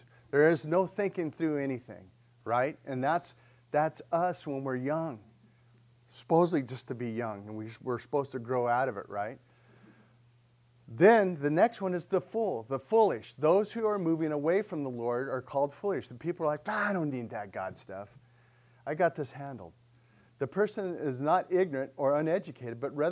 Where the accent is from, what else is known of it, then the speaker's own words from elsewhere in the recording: Sedona, Arizona, United States; I grew up in Sedona